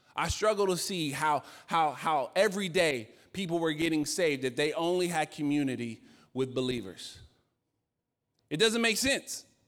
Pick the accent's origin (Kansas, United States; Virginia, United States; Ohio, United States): Virginia, United States; I'm from Virginia